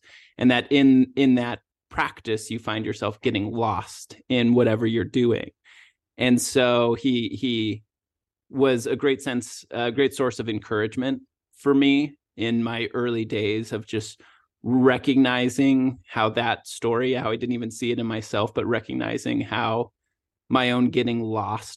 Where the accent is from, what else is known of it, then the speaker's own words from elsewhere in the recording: Washington, United States; moved away as an adult; also born or lived in Southern California; I moved from Washington State, where I grew up and went to college